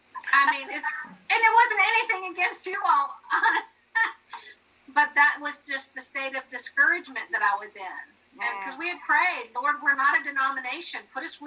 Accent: Staunton, Virginia, United States; moved away as an adult; also born or lived in North Carolina; I grew up in Stanton, Virginia, so right here in the Valley. I'm a Valley girl, and grew up Presbyterian, actually, of all things, and landed in North Carolina through twists and turns of life

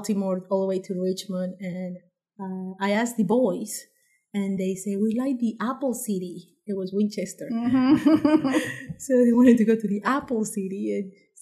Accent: Panama; moved away as an adult; also born or lived in Washington, D.C., United States; now in Harrisonburg, United States; I'm from Panama

